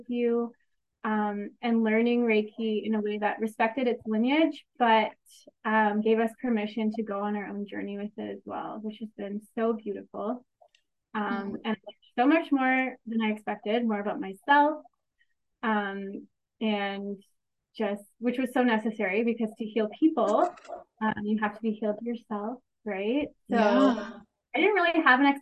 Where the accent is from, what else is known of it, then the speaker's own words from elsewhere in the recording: Kitchener, Ontario, Canada; I'm from Kitchener, Ontario, Canada